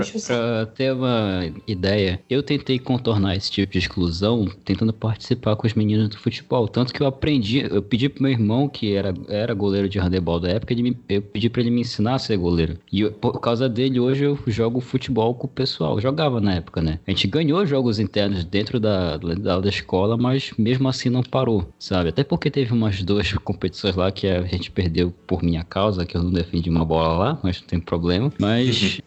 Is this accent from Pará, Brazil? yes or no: yes; Belém, Pará, Brazil; Eu sou paraense, moro no Pará. Belém do Pará, especificamente a capital.